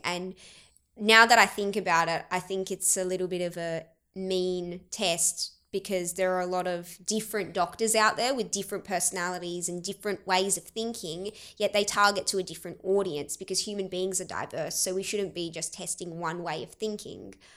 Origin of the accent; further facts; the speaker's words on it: Keith, South Australia, Australia; accent: Australian; first language Arabic; moved away; also born or lived in Adelaide; we were raised in Keith, the moment you stepped out, it was like, "G'day, mate, how's it going?" And so that's why I'm this person that's able to speak Arabic, but I have this Australian accent